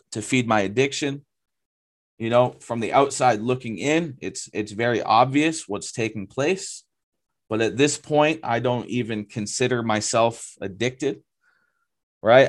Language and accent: English; Lakes Region, New Hampshire, United States; moved away as an adult; I grew up in the Lakes region area of New Hampshire.